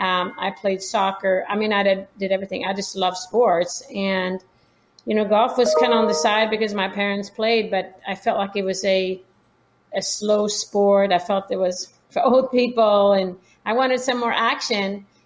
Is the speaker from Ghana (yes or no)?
no; Sweden; Yeah, my parents are both quite athletic, I would say, play different sports growing up in Sweden.